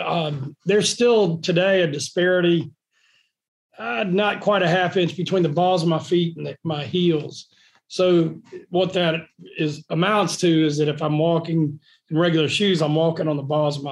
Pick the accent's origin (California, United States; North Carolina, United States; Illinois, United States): North Carolina, United States; born there; also born or lived in East Coast; I was born in North Carolina, out on the eastern part. My family's from Beaufort County, and grew up and down the East Coast.